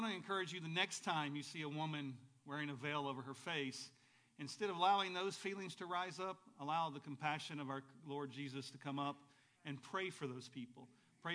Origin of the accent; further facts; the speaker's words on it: Arab, Alabama, United States; also born or lived in Chattanooga, Tennessee; We moved from Tennessee to Alabama when I was 5 years old.